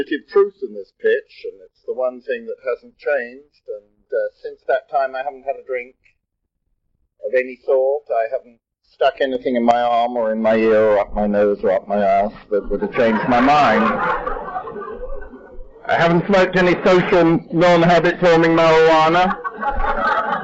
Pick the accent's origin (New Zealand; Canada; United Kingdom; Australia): United Kingdom; England; now in United States; I'm English by birth